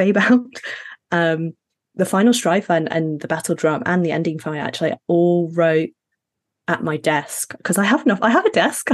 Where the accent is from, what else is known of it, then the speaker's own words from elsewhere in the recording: Sheffield, Yorkshire and the Humber, United Kingdom; also born or lived in Middle East / Ghana / Sudan; I'm Ghanaian, Sydney's and British, but I was raised in the Middle East and Sheffield in the UK